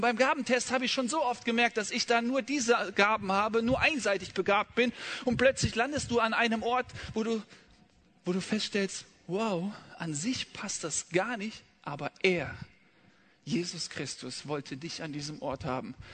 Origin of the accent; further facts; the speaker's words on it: Rhineland, Germany; im Rheinland, wo ich aufgewachsen bin